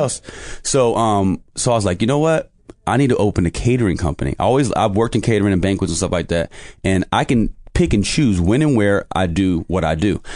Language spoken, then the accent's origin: English; New York City, New York, United States; also born or lived in Poughkeepsie, New York; Spent most of my life in Brooklyn